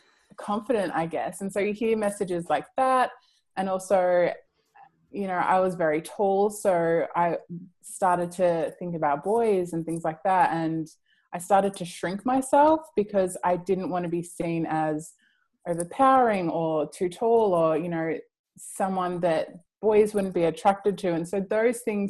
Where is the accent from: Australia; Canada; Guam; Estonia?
Australia; Mildura, Victoria; Mildura, which is a small town where I grew up